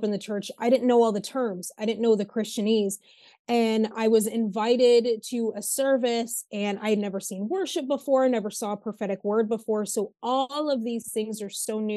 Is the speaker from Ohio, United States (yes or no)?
no; Northern Michigan, United States; I'm from Northern Michigan